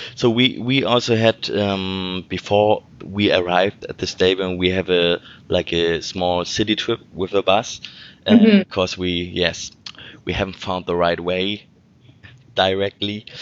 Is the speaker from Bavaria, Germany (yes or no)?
no; Hamburg, Germany; English is a second language; I'm from Hamburg. I was born here